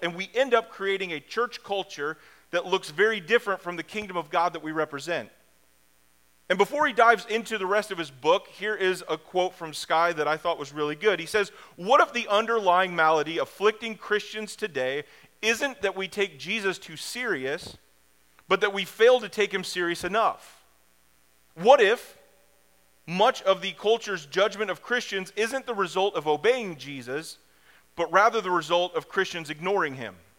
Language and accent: English; Springfield, United States; I grew up in Springfield.